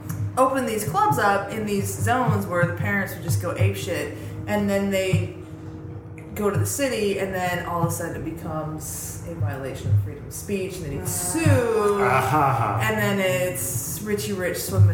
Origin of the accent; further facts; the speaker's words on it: Colorado, United States; moved away; also born or lived in Seattle; I grew up in Colorado.